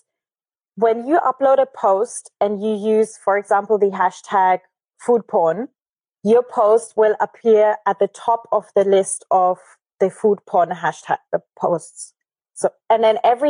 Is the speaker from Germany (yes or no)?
yes; Germany; moved away; also born or lived in Argentina; I'm from Germany originally, but okay. I left 12 years ago. So I'm a bad German.